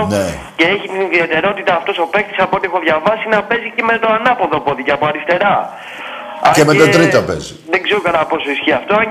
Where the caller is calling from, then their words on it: Victoria, Australia; Είμαι ο … από Βικτόρια, Ολυμπιακό.